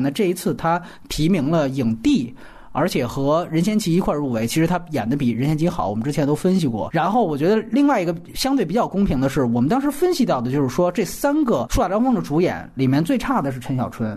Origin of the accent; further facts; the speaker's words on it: China; 咱们大陆人